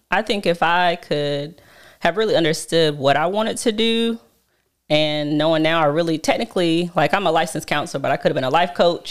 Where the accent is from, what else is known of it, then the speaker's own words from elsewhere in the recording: Charlotte, North Carolina, United States; also born or lived in Laurinburg, Scotland County, North Carolina; I came to Charlotte. My whole family is here. Um, I've probably been here since I was about five